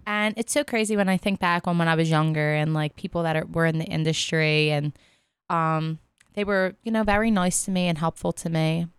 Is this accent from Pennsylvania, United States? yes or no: yes; Philadelphia, Pennsylvania, United States; accent: South Philly; I'm from Philly